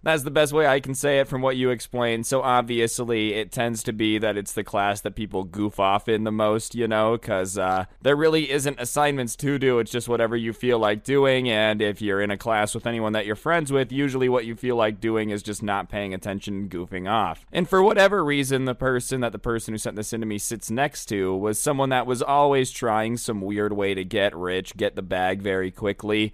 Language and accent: English; Las Vegas, Nevada, United States; I'm from Las Vegas